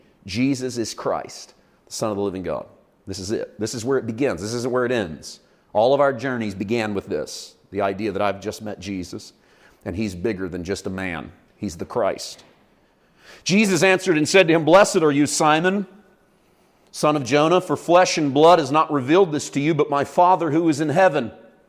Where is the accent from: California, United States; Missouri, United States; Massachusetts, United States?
Missouri, United States; moved away; I was raised in Missouri, and my little town in Missouri didn't have 17,000 people in it.